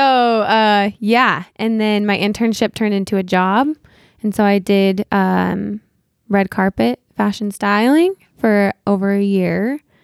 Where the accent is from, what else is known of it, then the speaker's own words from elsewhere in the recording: Utah, United States; moved away as an adult; also born or lived in Los Angeles; I was born and raised here in Utah